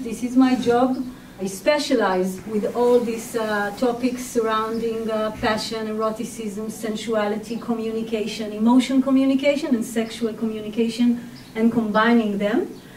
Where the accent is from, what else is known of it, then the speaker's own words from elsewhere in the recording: Israel; I was born and raised in Israel